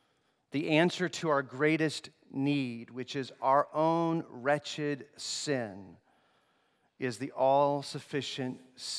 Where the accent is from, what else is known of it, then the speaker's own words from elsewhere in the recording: Togo; I grew up in Togo, West Africa.